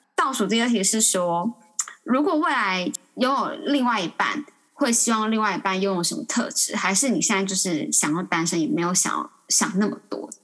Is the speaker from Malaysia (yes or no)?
no; Taipei, Taiwan; 土生土长的台北人